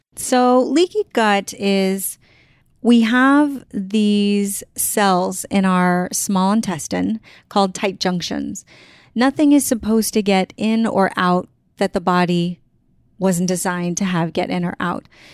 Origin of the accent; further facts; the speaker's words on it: San Antonio, Texas, United States; I grew up in San Antonio, Texas, I grew up with just my mom